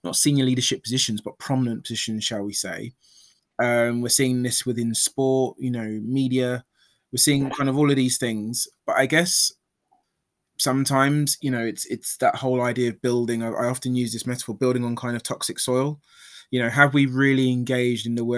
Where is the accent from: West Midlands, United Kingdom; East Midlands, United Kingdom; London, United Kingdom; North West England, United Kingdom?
London, United Kingdom; I was born in London.